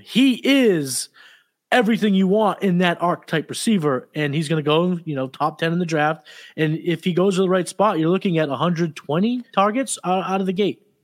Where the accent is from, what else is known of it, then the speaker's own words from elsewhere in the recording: New England, United States; I'm from New England